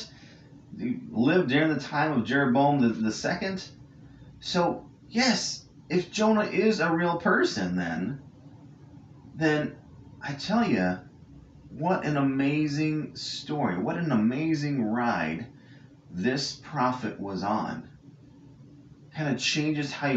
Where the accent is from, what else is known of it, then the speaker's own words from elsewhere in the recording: California, United States; I grew up in California